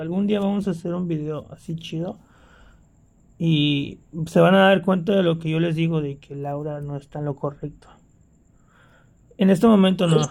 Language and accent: Spanish; Poza Rica, Veracruz, Mexico; moved away